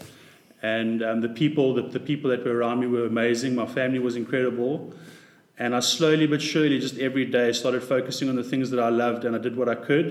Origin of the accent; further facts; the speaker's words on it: Pretoria, Gauteng, South Africa; I grew up in Pretoria